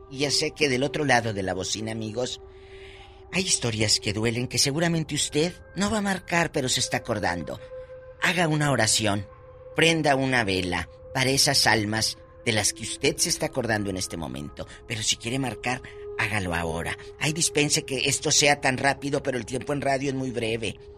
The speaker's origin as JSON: {"language": "Spanish", "town": "Matamoros", "region": "Tamaulipas", "country": "Mexico", "moved": "yes", "said": "Así decimos allá en Matamoros."}